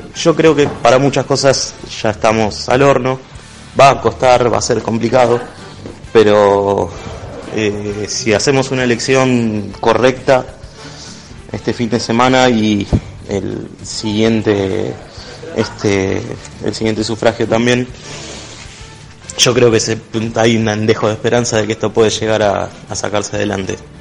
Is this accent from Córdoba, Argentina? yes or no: no; Tandil, Buenos Aires Province, Argentina; now in La Plata, Argentina; soy de La Plata, aunque originalmente soy de Tandil